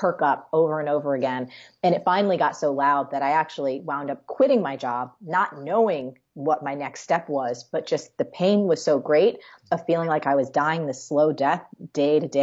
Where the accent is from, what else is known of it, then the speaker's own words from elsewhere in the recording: New Jersey, United States; I am a girl from Jersey